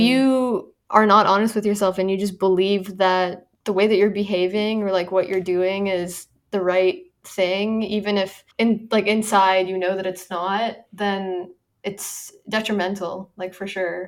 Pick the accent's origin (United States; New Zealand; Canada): Canada; moved away; I'm Canadian